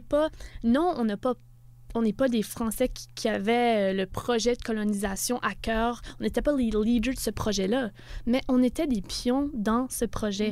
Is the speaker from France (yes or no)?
no; Canada; en tant que Canadien